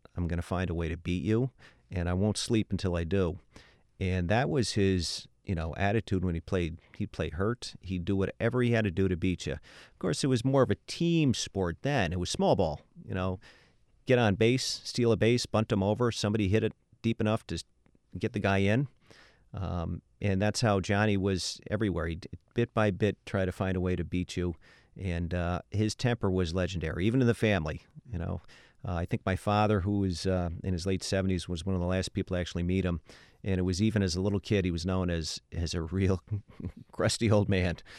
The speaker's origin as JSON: {"language": "English", "town": "Albany", "region": "New York", "country": "United States", "said": "I'm from Albany, New York"}